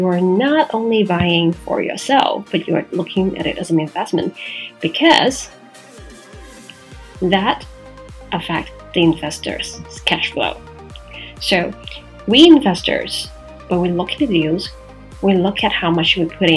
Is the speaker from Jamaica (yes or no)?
no; Macau; in Macau, for my hometown